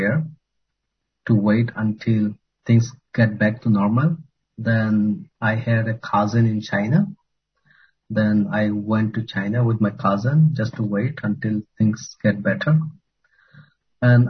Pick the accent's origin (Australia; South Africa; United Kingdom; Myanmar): Myanmar; Rakhine State; moved away as an adult; now in Indonesia; being a Rohingya, and then appear to the government that I come from Rakhine State